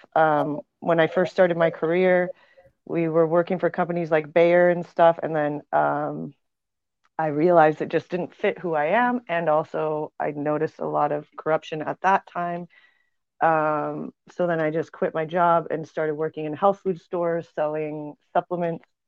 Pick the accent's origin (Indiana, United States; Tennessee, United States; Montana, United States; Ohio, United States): Montana, United States; moved away; also born or lived in New Mexico; I grew up in Montana